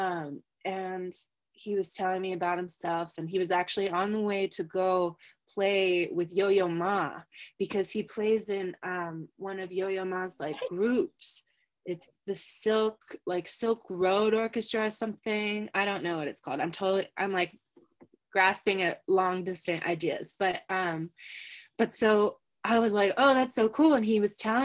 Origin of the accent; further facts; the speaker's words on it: California, United States; also born or lived in Vermont; I'm from California